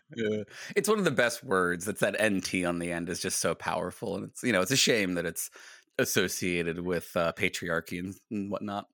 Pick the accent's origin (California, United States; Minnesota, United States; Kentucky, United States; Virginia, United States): Virginia, United States; I grew up in Virginia